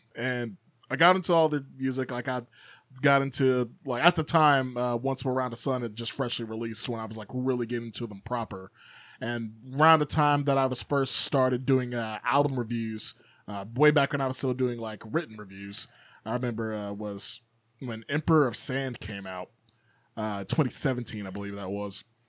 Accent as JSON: {"language": "English", "town": "Chicago", "region": "Illinois", "country": "United States", "tie": "born or raised there", "moved": "yes", "said": "growing up in South Chicago originally"}